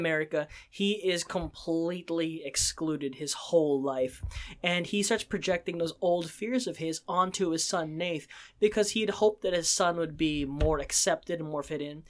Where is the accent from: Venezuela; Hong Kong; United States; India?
United States; Pennsylvania; as a Asian American myself, um, there, if someone who struggled with feeling like an outsider growing up in Pennsylvania where there's, was one of the only Asians in the school